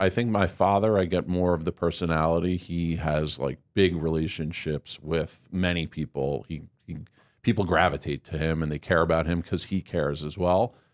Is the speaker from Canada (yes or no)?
no; Marlboro, New Jersey, United States; also born or lived in Staten Island, New York; I grew up in Marlborough, New Jersey.